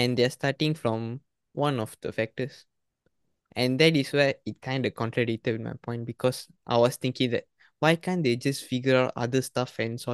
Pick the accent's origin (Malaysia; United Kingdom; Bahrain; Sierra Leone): Malaysia; in our country